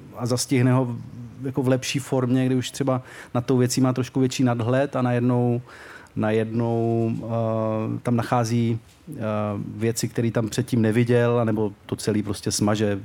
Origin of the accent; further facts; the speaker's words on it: Czechia; naš Česká republika